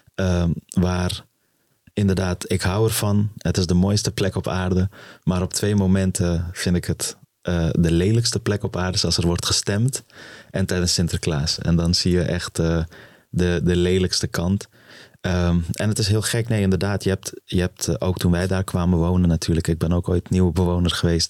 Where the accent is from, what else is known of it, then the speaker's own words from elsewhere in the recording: Amsterdam, North Holland, Netherlands; also born or lived in Afghanistan; waar ik ben opgegroeid in het plan van Gol